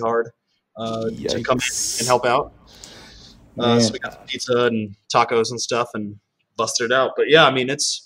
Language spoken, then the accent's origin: English; California, United States; now in New York City, United States; I'm from California